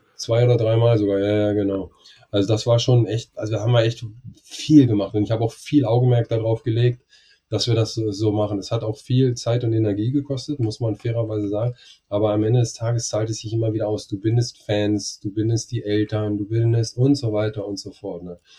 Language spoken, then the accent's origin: German; Germany; ich als Deutscher